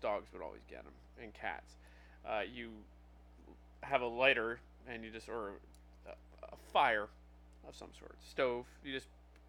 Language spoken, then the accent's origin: English; New Jersey, United States; Yeah, I grew up in New Jersey, dude.